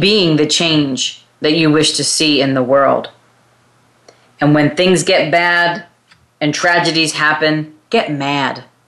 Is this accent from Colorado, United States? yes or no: no; New York, United States; also born or lived in California; now in Texas, United States; I come from California originally from New York, but I lived in California for 20 something years and now have relocated to Texas